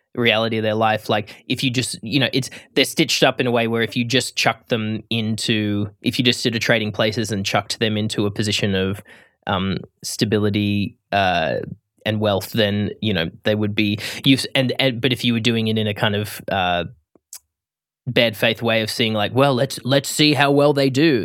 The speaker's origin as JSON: {"language": "English", "country": "Australia", "said": "as an Australian"}